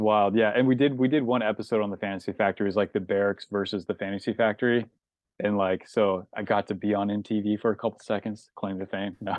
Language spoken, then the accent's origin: English; Snohomish, Washington, United States; also born or lived in Maltby, Washington; now in Los Angeles, United States; I grew up kind of in Snohomish, but I kinda grew up next to Lake Stevens